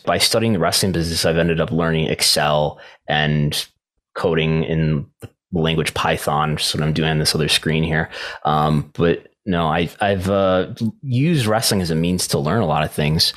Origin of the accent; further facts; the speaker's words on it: Buffalo, New York, United States; I'm still from Buffalo.